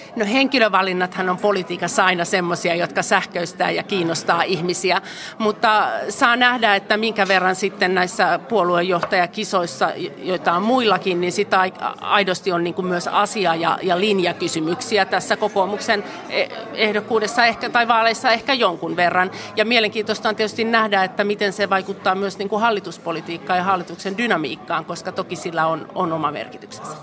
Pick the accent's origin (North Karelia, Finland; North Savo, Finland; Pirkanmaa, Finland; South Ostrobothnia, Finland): North Karelia, Finland; Joensuu; mä oon itse Joensuusta